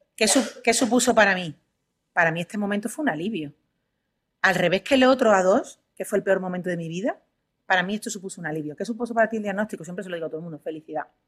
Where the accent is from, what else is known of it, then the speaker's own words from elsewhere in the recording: Huelva, Andalusia, Spain; now in Madrid, Spain; yo soy de Huelva, estoy aquí en Madrid por trabajo únicamente